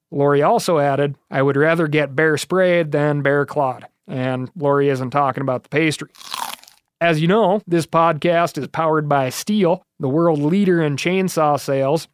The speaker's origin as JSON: {"language": "English", "region": "Montana", "country": "United States", "tie": "born or raised there", "said": "Growing up in Montana, I spent a lot of time in the woods"}